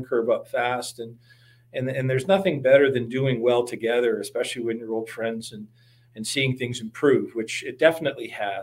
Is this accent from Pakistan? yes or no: no; London, Ontario, Canada; moved away as an adult; also born or lived in Waterloo, Ontario / Toronto / Chicago; I hail from London, Ontario